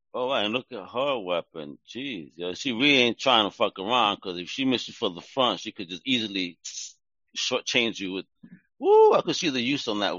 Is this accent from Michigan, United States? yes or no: no; New York, United States; I'm from Greenpoint. I'm right here right now in Greenpoint, Brooklyn.